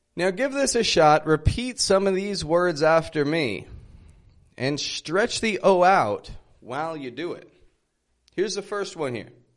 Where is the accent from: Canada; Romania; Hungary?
Canada; Toronto, Ontario; now in Mexico; I'm from Toronto, Canada, living in Mexico at the moment